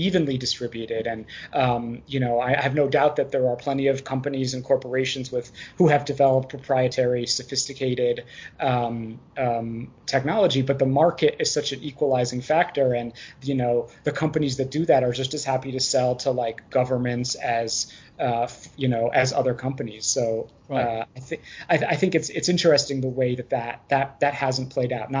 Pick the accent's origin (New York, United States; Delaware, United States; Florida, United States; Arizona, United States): New York, United States; Hudson; my hometown of Hudson, New York, which when I was growing up there